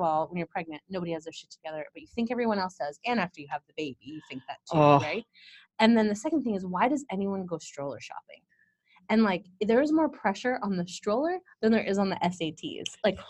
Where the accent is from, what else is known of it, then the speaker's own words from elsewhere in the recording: San Bruno, California, United States; now in San Francisco, United States; I grew up in San Bruno.